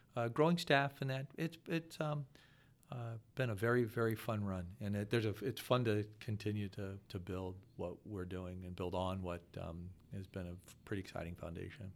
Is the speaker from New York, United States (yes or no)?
no; Akron, Ohio, United States; also born or lived in Williamsburg, Virginia; born and raised in Akron, one of, uh, six kids